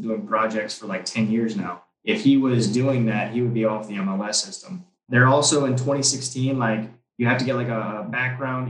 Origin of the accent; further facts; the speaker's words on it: New Orleans, Louisiana, United States; moved away as an adult; now in Cabo San Lucas, Mexico; my entire life growing up in New Orleans